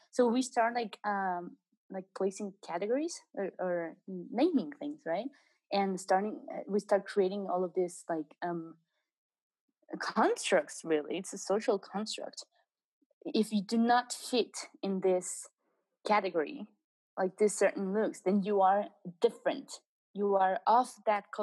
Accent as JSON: {"language": "English", "country": "Mexico", "also_born_or_lived": "England"}